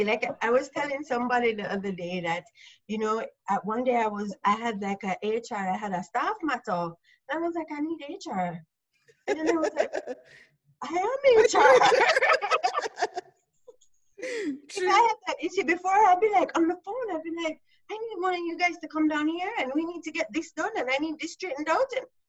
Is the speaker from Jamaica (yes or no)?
yes; Jamaica; I'm Jamaican. I'm in Jamaica. I run my own small business here.